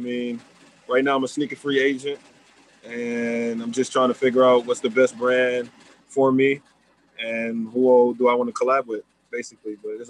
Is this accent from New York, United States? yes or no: yes; New York City, New York, United States; growing up in Left Rack City, I would say, I mean, it's definitely different.